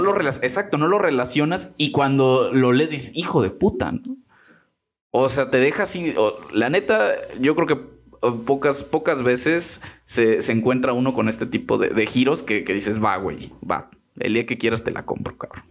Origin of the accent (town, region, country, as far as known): Mexico